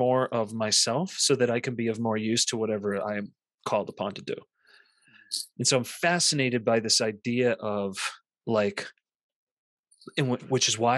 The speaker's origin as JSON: {"language": "English", "region": "Central Massachusetts", "country": "United States", "tie": "born or raised there", "said": "growing up in Central Massachusetts in the 80s and 90s"}